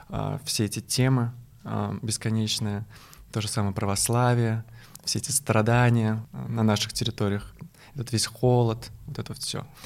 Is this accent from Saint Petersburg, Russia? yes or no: no; Kazan, Tatarstan, Russia; now in Moscow, Russia; то что я третий год живу в Москве, я приехал из Казани, из Татарстана